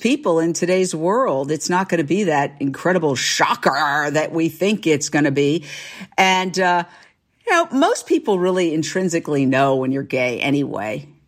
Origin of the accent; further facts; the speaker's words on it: New York, United States; moved away as an adult; also born or lived in Fort Myers, Florida / Minneapolis / Philadelphia / Los Angeles; I went back to my hometown, New York